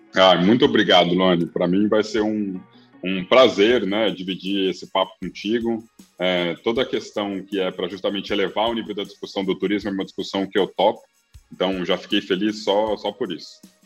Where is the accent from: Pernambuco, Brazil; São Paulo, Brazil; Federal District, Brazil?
Federal District, Brazil; Brasília; moved away; also born or lived in Rio de Janeiro / Florianópolis / Amazon / Northeast Brazil; eu sou nascido e criado em Brasília